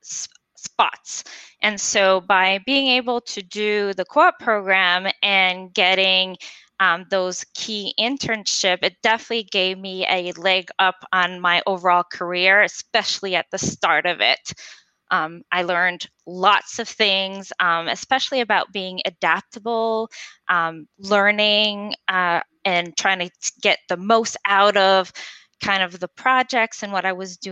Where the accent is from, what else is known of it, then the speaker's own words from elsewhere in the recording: Montreal, Quebec, Canada; first language French; English is a second language; moved away as an adult; also born or lived in United States; I'm originally from Montreal, born and raised pretty much on the South Shore